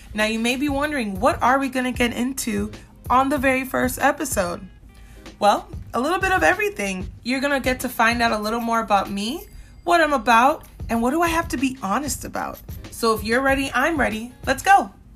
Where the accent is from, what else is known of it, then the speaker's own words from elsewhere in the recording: Minnesota, United States; also born or lived in Central Florida; now in Florida, United States; I grew up in Minnesota. I spent eleven years there